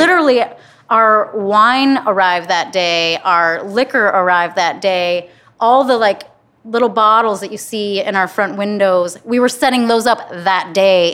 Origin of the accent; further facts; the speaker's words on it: Flint, Michigan, United States; moved away as an adult; also born or lived in Los Angeles; now in Cincinnati, United States; I'm from Flint